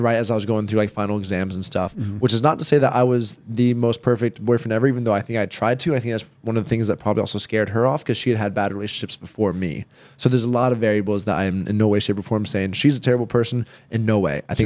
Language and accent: English; the South, United States; I grew up in the South